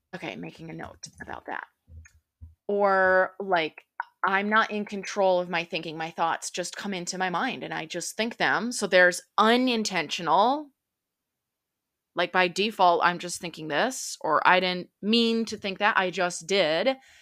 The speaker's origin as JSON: {"language": "English", "region": "central Minnesota", "country": "United States", "tie": "born or raised there", "moved": "yes", "lives_now": "Dallas, United States", "said": "I'm from Dallas, Texas, grew up in central Minnesota"}